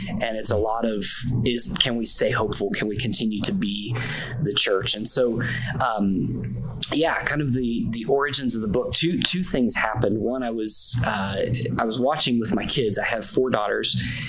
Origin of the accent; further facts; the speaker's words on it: North Central West Virginia, United States; I grew up in North Central West Virginia and live right in the spot where I grew up. My wife and I moved back here about 10 years ago to plant a church.